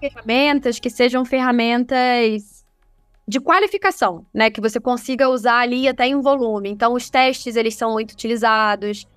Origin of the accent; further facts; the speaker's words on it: Rio de Janeiro, Brazil; eu sou carioca